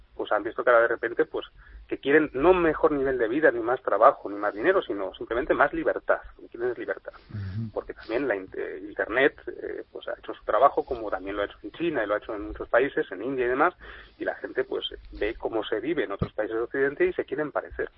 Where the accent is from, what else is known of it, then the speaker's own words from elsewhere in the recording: Spain; como españoles y como gente